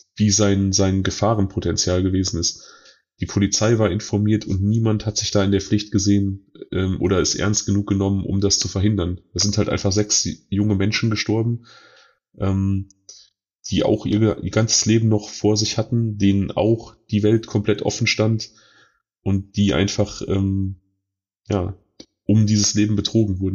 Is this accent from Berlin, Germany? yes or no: no; North Rhine-Westphalia, Germany; hier bei uns in NRW